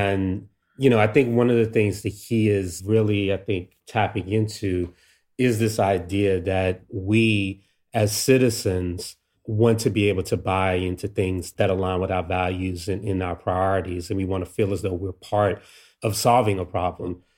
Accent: Washington, District of Columbia, United States; me growing up in DC here

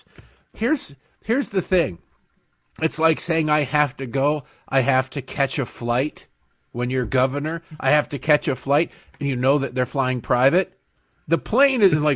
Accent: Michigan, United States; growing up in Michigan

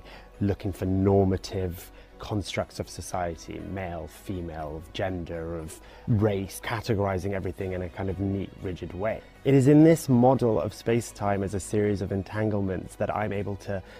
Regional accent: United Kingdom; also born or lived in Iraq (ancestry); I'm British Iraqi, gay, non-binary, and also identify as Muslim.

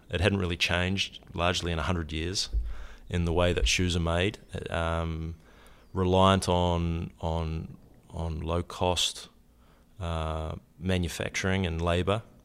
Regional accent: New Zealand; moved away as an adult; I grew up in New Zealand. I, uh, came to university here on a soccer scholarship

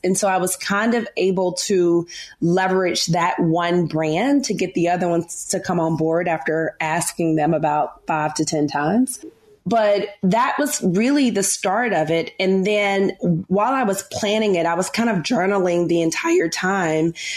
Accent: Memphis, Tennessee, United States; moved away as an adult; now in New York City, United States; I'm a Southern girl. I'm from Memphis, Tennessee. Um, live in New York now

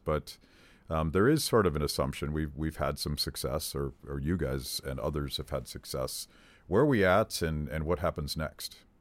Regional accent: Western Pennsylvania, United States; Terry and I are, are born and raised in Western Pennsylvania

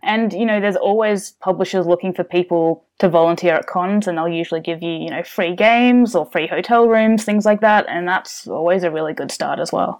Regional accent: Melbourne, Victoria, Australia; also born or lived in United States; I'm from Australia. So, uh, born in Melbourne and, uh, lived around here pretty much all my life.

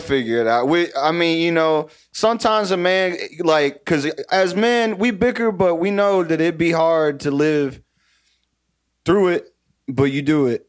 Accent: Texas, United States; now in Ohio, United States; I'm from Viter, Texas. I moved to Ohio about twenty-eight years ago

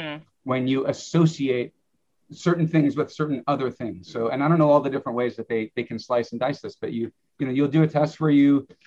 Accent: Wisconsin, United States; I'm from Wisconsin. We're the dairy state

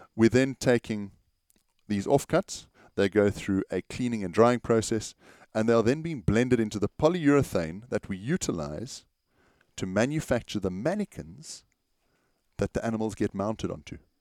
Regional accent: South Africa; As South African artists

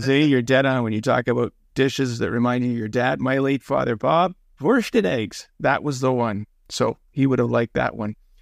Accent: Toronto, Ontario, Canada; growing up in North York

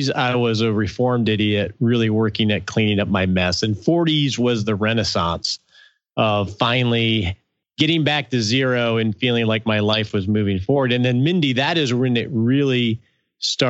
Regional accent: Michigan, United States; moved away as an adult; now in Texas, United States; I moved down to Texas from Michigan, which is where I grew up

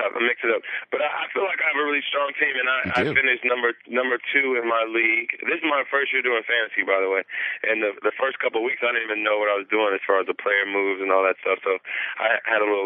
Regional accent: Western Ohio, United States; moved away as an adult; also born or lived in Philadelphia; I grew up in Western Ohio

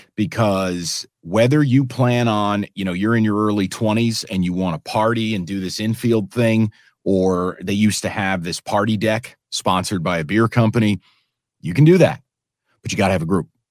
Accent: New York City, New York, United States; now in Detroit, United States; I'm a New Yorker

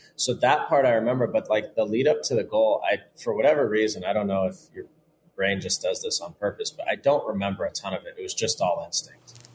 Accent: Southern California, United States; I grew up in Southern California playing with Mexicans

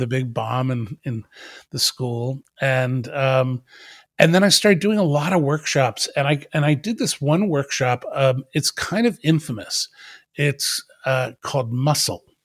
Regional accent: Wardstown, New Jersey, United States; I grew up in South Jersey in a little town called Wardstown

